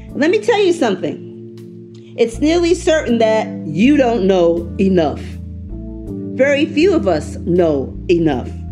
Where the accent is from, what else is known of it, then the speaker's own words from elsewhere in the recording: New York City, New York, United States; moved away as an adult; I am a New Yorker. I was raised in the Bronx